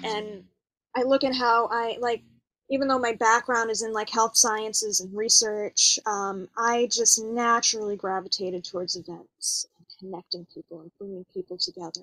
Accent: East Coast, United States; now in Los Angeles, United States; I am originally from the East Coast

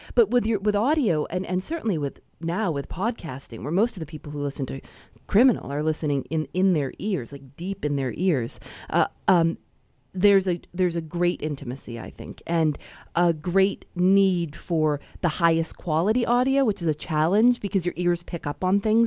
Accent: Chicago, Illinois, United States; I'm from Chicago

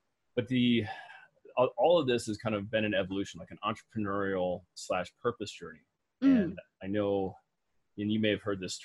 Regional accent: Midwest, United States; I was raised in the Midwest

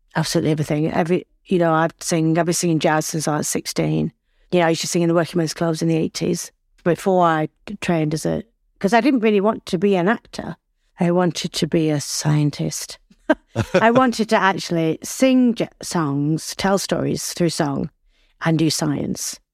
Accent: Accrington, North West England, United Kingdom; accent: Northern; I was born and bred in Lancashire, I'm from Accrington.

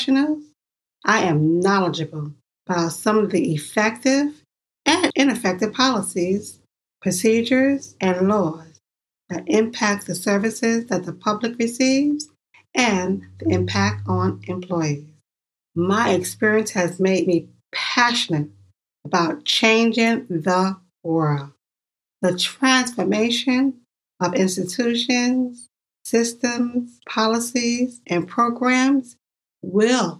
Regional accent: New York, United States; I'm from New York.

